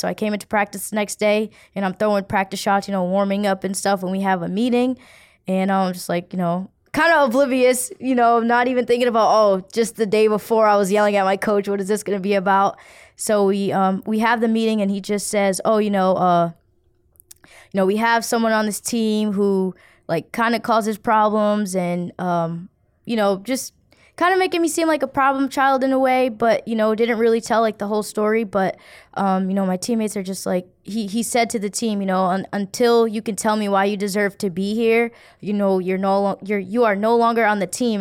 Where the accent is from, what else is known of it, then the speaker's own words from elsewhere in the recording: Providence, Rhode Island, United States; Growing up in Providence, I, I don't, I won't say it was, you know, I had too, too difficult of a childhood.